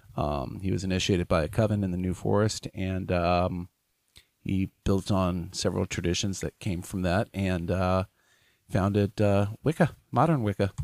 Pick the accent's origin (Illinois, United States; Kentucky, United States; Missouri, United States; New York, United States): Kentucky, United States; Louisville; I am from Louisville